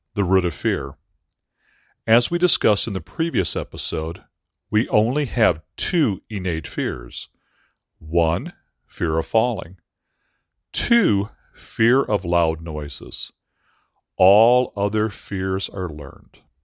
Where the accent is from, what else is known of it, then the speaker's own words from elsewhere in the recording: Aurora, Illinois, United States; Aurora University in Aurora, Illinois, my hometown